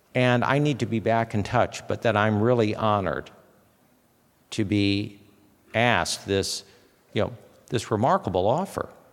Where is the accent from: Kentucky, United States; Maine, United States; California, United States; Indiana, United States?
Indiana, United States; Fort Wayne; moved away as an adult; also born or lived in Bloomington, Indiana / Washington, D.C.; I was born and raised in Fort Wayne, Indiana